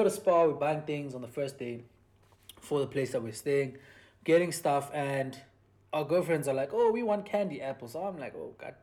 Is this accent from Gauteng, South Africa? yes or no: no; Durban, KwaZulu-Natal, South Africa; moved away; as Indian people that are from Durban, every time we go to Durban, we always want to get a taste of that culture again